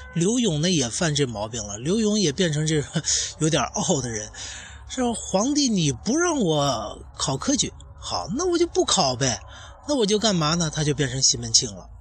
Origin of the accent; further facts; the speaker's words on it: China; 我们中国人